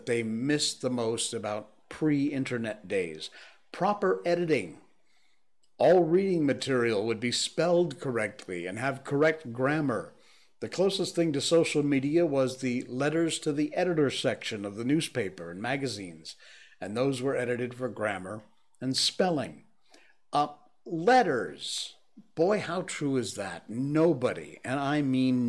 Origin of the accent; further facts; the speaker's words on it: Cornwall, Connecticut, United States; moved away; growing up in Cornwall, Connecticut